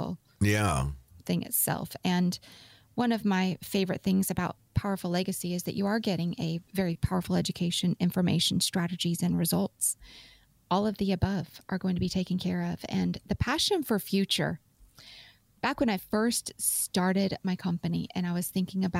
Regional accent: Utah, United States; I grew up in Utah.

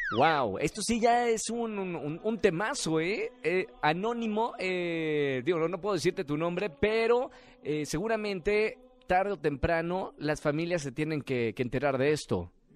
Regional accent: Monterrey, Nuevo León, Mexico; mi tierra, de Monterrey

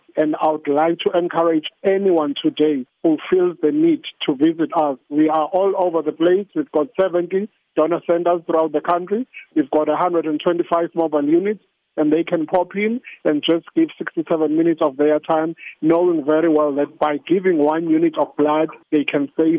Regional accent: South Africa; our fellow South Africans

